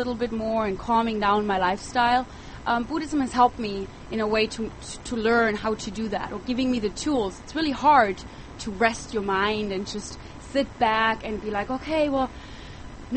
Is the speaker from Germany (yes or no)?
yes; Germany; moved away as an adult; now in United States; I grew up in Europe. I moved to the United States when I was 20, and living in the heart of Germany... living in the heart of Europe, actually, that is Germany